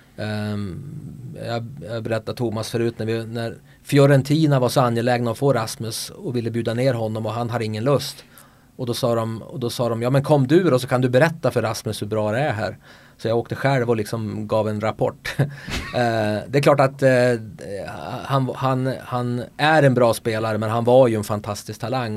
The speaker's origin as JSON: {"language": "Swedish", "town": "Örnsköldsvik", "region": "Västernorrland County", "country": "Sweden", "tie": "born or raised there", "also_born_or_lived": "Markaryd / Barcelona", "accent": "Norrland", "moved": "yes", "lives_now": "Köping, Sweden", "said": "Jag kommer från Foppaland, eh, Övik."}